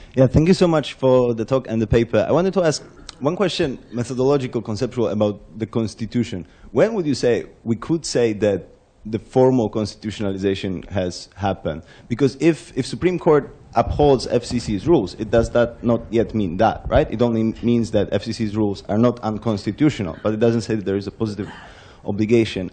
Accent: Poland; I come from Poland, have strong ties to Germany, uh, to Hungary

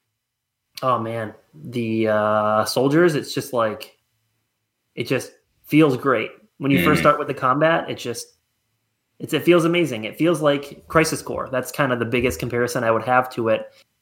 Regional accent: Attica, United States; I grew up in Attica.

